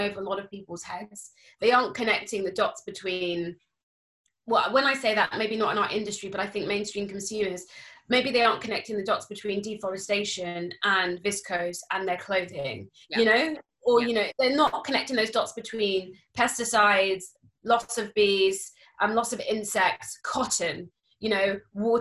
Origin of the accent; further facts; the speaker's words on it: Cambridge, East of England, United Kingdom; moved away as an adult; also born or lived in London; I was growing up in Cambridge